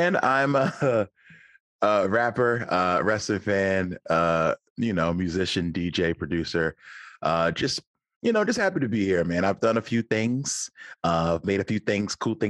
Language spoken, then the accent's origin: English; Philadelphia, Pennsylvania, United States; I'm from Philly